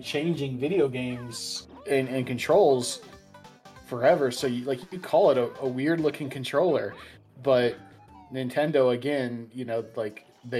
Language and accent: English; United States; as an American